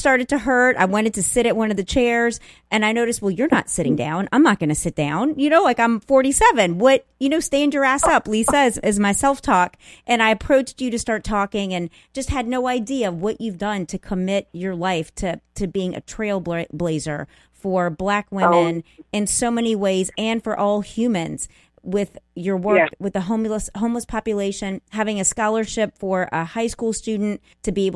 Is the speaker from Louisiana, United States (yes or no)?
yes; New Orleans, Louisiana, United States; moved away as an adult; now in Los Angeles, United States; I'm from New Orleans. I came out to Los Angeles about 4.5 years ago, and I still divide my time between both cities